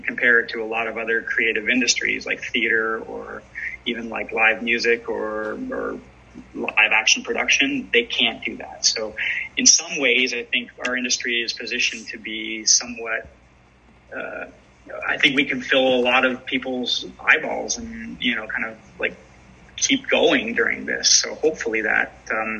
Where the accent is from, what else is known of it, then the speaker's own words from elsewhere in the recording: London, Ontario, Canada; my hometown of London, Ontario